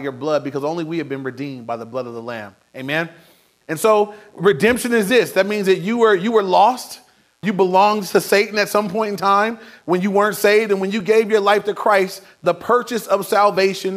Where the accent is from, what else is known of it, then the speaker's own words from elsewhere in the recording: Inglewood, California, United States; Now, I grew up in Inglewood. I was in Inglewood my whole life